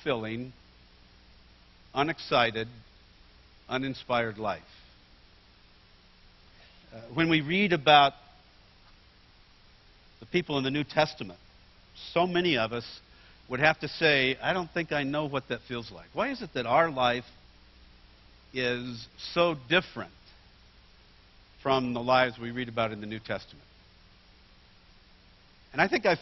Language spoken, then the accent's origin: English; Bakersfield, California, United States; moved away; also born or lived in Oregon; I grew up in Bakersfield, California